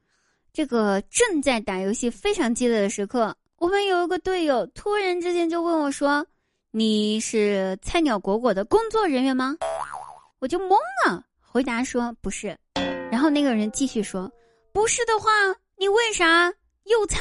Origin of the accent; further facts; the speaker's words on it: China; 我认了，谁让我是个中国人呢？我要拍蒜。